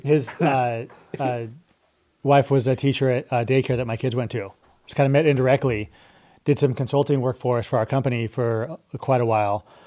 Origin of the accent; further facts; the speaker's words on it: Pueblo, Colorado, United States; moved away as an adult; also born or lived in Oxnard, California / Nevada / Austin, Texas; I grew up in Colorado